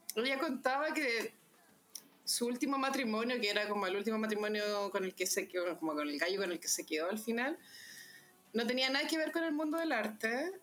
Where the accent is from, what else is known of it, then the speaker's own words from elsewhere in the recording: Santiago, Santiago Metropolitan Region, Chile; uno como santiaguino